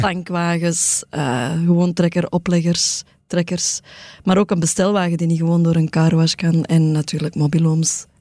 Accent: Antwerp, Flanders, Belgium; ik kom van het Kiel, ehm, uit een arbeidersgezin

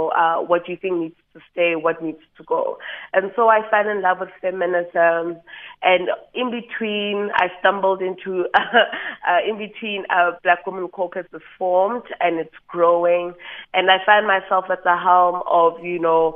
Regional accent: Johannesburg, Gauteng, South Africa; Born and bred in Johannesburg, so I'm the original city girl

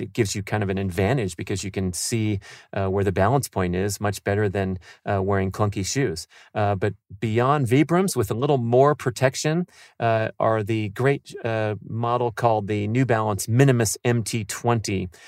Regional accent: San Fernando Valley, California, United States; growing up in the San Fernando Valley

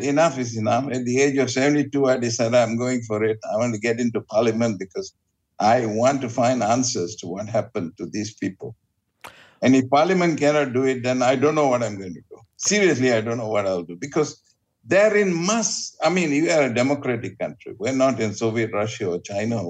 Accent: Sungai Petani, Kedah, Malaysia; now in Petaling Jaya, Malaysia; I'm originally from Sungai Petani, this is home.

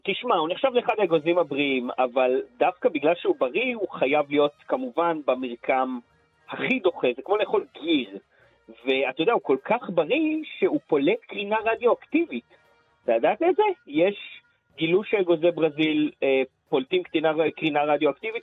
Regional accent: Israel; גדלתי בלינה משותפת בקיבוץ

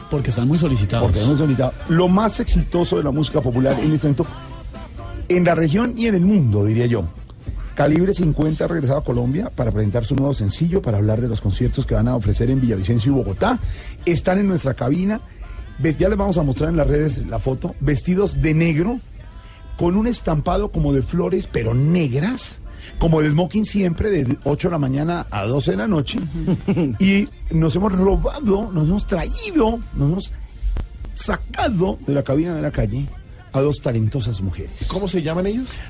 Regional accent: Los Mochis, Sinaloa, Mexico; Eh, yo soy de Los Mochis, Sinaloa, la parte norte del estado de Sinaloa.

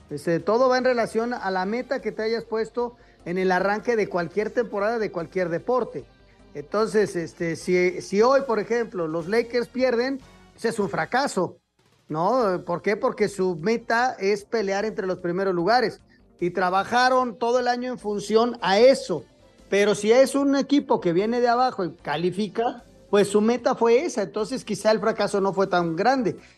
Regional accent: Spain; Como españoles tenemos que estar orgullosos de tener una competición seguida en todo el mundo

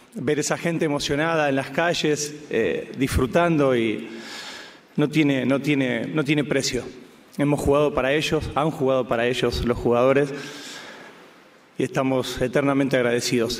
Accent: Argentina

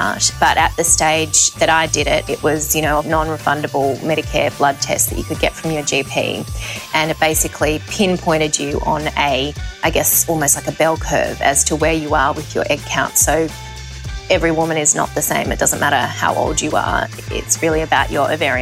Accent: Sydney, New South Wales, Australia; now in Hong Kong; I currently live in Hong Kong, but I'm from Sydney

